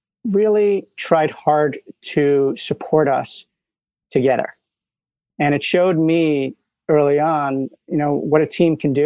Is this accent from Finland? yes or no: no; New York City, New York, United States; moved away as an adult; now in California, United States; I'm from New York. I grew up in Manhattan